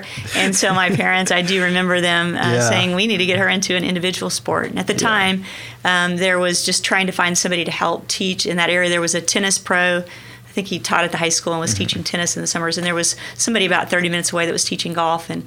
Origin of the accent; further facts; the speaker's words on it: Sequoyah County, eastern Oklahoma, United States; moved away as an adult; also born or lived in Fort Smith, Arkansas / California / Lawrence, Kansas; I actually grew up in Sequoia County in eastern Oklahoma.